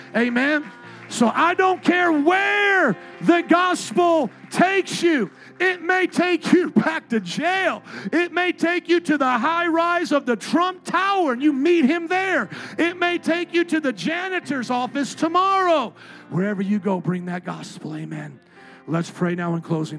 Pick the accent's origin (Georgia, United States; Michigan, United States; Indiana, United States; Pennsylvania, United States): Indiana, United States; Fort Wayne; now in Chicago, United States; growing up in Fort Wayne, Indiana, with a bunch of suburban kids skateboarding